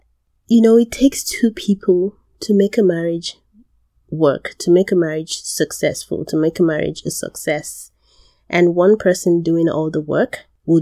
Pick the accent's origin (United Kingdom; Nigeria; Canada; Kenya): Nigeria; I'm from Nigeria.